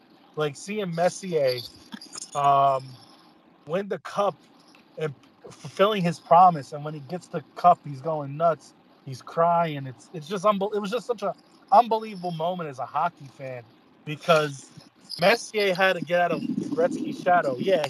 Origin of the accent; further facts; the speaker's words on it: New York, United States; moved away; I'm originally from New York